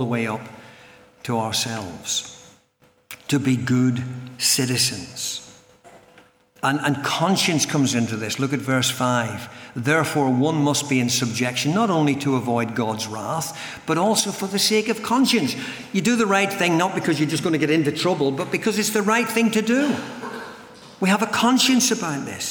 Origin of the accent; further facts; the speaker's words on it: Northern Ireland, United Kingdom; I come from Northern Ireland